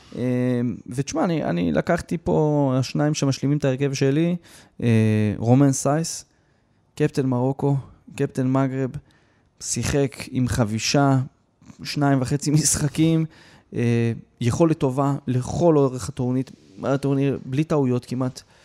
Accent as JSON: {"language": "Hebrew", "country": "Israel", "said": "אנחנו כישראלים"}